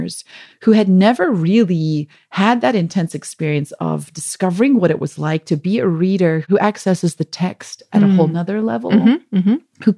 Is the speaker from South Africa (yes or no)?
yes; South Africa; accent: South African; moved away as an adult; also born or lived in Michigan; we had just moved to Michigan from South Africa, where we'd been for 2 years. So I think my South African accent was more pronounced than it normally is